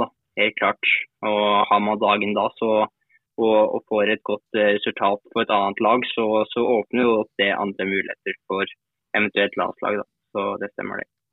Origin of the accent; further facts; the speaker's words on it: Norway; now in France; her hjemme i Norge